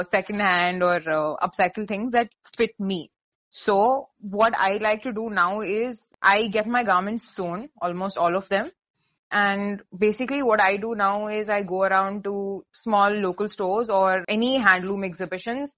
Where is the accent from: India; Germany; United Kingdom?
India; we're from India